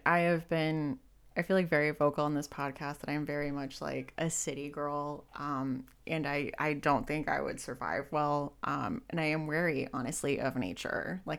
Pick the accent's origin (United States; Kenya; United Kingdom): United States; Southern California; now in Western Pennsylvania, United States; I live in like Western Pennsylvania now, which is like very woodsy, but I grew up in Southern California